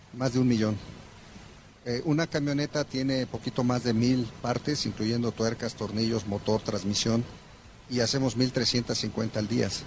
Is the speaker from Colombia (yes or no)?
no; Mexico; actualmente somos mexicanos 100% los que estamos corriendo y operando esta planta orgullosamente